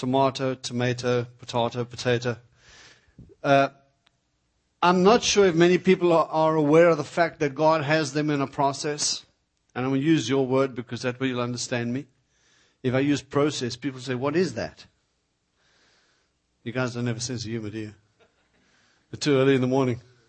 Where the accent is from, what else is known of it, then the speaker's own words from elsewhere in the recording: South Africa; moved away; I come from South Africa